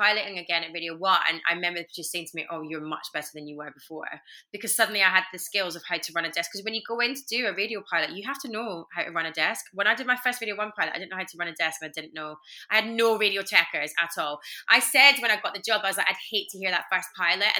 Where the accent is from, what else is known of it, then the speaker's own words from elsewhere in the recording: Glasgow, Scotland, United Kingdom; Glasgow crowd. It's my hometown